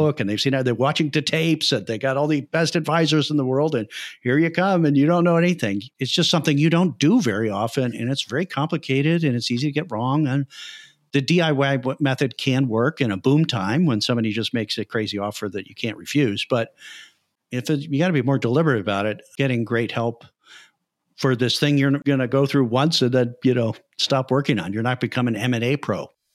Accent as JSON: {"language": "English", "town": "Chicago", "region": "Illinois", "country": "United States", "also_born_or_lived": "Iowa", "said": "I'm originally from Chicago, from the Midwest"}